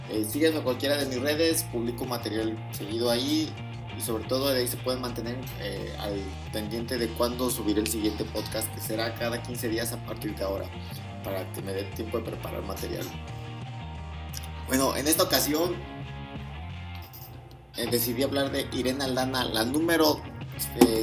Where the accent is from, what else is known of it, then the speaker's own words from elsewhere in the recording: Mexico; principalmente serán latinos, eh, sobre todo mexicanos, porque pues soy de México.